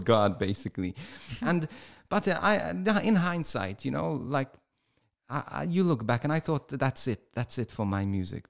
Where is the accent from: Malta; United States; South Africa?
Malta; first language English; my first language is, is English, too. I, even though I was brought up in Malta